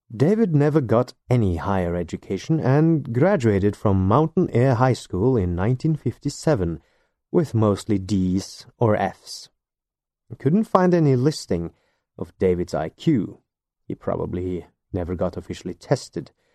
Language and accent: English; Norway; English is a second language; I'm not a native English speaker, and I do not live in either the U K or the United States of America. I am a Norwegian living in Norway.